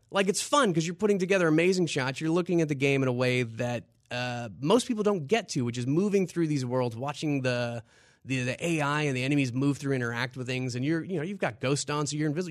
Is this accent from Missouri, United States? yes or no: no; Louisiana, United States; moved away; also born or lived in New York; growing up in Louisiana and moved up to New York